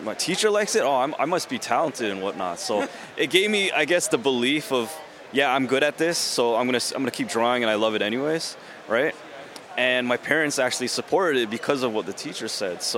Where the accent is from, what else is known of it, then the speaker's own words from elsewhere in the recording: Toronto, Ontario, Canada; I'm from Canada